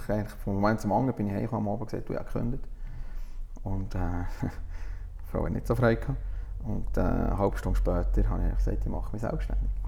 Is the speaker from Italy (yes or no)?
yes; Italy; als Italiener habe ich mit dem ein aufgewachsen, mit Kaffee und so.